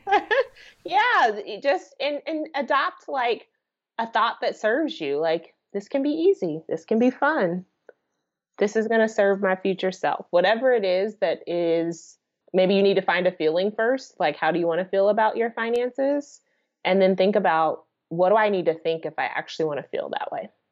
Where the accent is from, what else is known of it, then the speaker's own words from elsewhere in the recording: United States; being an American